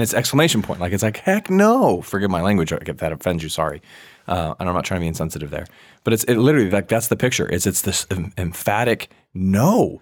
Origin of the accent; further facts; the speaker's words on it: Virginia, United States; moved away; also born or lived in Washington State; I grew up in Virginia for a bit